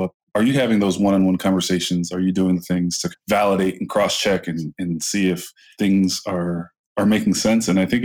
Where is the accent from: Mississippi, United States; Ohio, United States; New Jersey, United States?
Ohio, United States; Lorain; my hometown, city like Lorain, Ohio